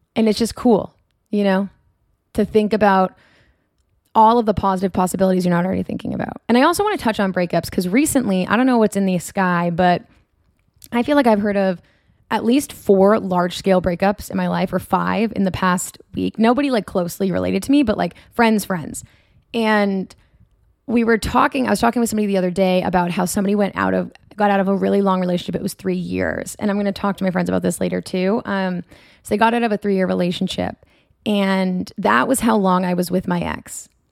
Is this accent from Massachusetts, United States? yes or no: yes; Marblehead, Massachusetts, United States; moved away as an adult; also born or lived in Portsmouth, New Hampshire / North Boston area; now in California, United States; I'm from Marblehead, Massachusetts. It is idyllic to say the least. It's beautiful.